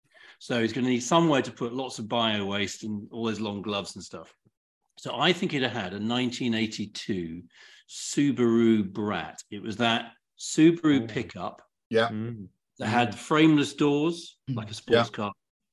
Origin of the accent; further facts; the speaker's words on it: Kent, South East England, United Kingdom; I grew up in Kent